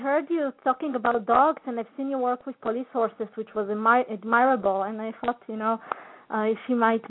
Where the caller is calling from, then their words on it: Israel; I'm calling you from Israel.